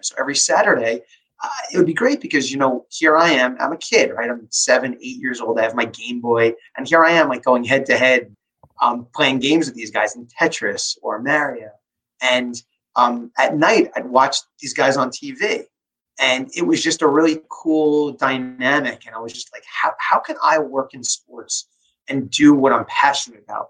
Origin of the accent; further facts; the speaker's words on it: Long Island, New York, United States; I grew up on Long Island